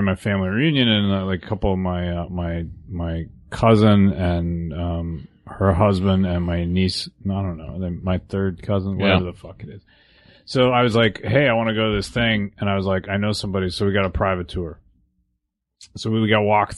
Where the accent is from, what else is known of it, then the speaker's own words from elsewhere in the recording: Port Moody, British Columbia, Canada; moved away; also born or lived in Vancouver, Washington, United States / Upland, California, United States; when I was 10, we moved to Port Moody outside of Vancouver, British Columbia